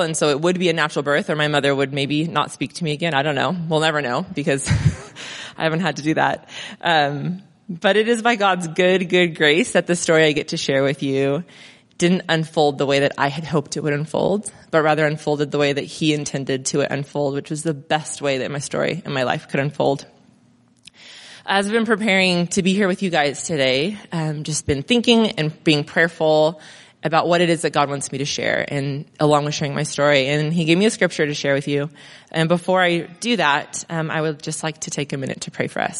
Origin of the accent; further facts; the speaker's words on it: Crestline, California, United States; also born or lived in Mentone / Redlands; now in Monrovia, United States; So I grew up in Crest Line.